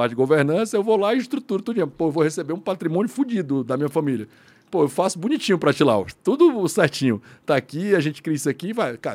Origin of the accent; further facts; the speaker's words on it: Fortaleza, Ceará, Brazil; eu sou de Fortaleza, né? Sim, eu sou cearense.